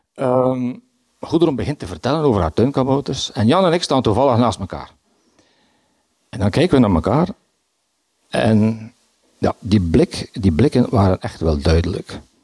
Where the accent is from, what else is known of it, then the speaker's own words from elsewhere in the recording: Bruges, Flanders, Belgium; Ik ben van Brugge. Ik woon in de Sint-Hubertuslaan